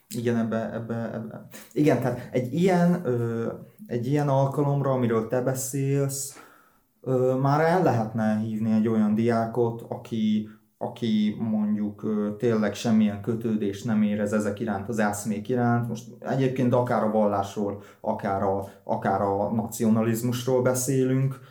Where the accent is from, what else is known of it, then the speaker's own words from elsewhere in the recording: Hódmezővásárhely, Csongrád-Csanád, Hungary; mind a ketten úgy voltak itt vásárhelyen, hogy nem érezték úgymond a magukénak, és akkor én ebben nőttem fel